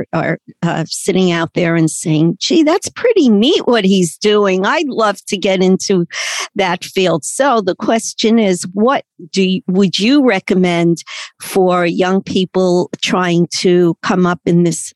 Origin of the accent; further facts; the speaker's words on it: New York City, New York, United States; accent: Brooklyn; I'm, born and raised in Brooklyn